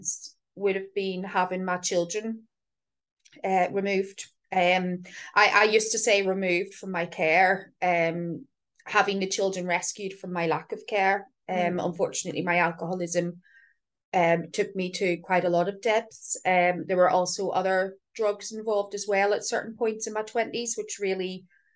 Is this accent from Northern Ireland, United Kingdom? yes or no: yes; Belfast, Northern Ireland, United Kingdom; I'm from Belfast.